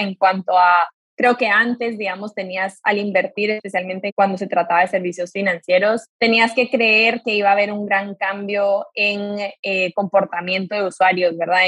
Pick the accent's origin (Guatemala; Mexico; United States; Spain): Guatemala; yo soy de Guatemala